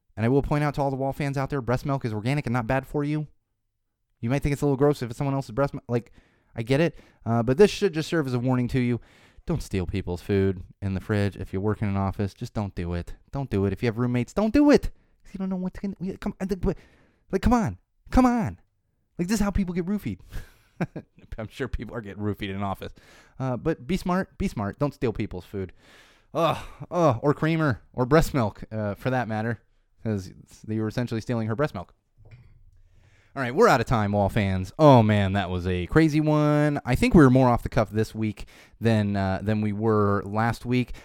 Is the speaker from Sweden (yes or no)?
no; Florida, United States; I was born in Florida